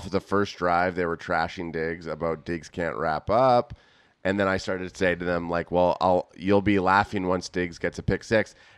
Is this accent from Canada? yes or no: yes; Canada; we're from Canada